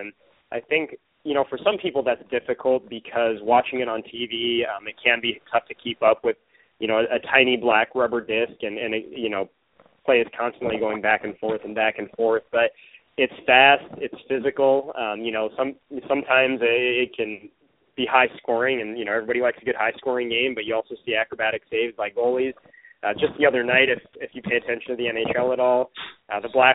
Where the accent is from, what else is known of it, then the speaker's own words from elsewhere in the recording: Tri-Cities, Washington, United States; I grew up in the Tri-Cities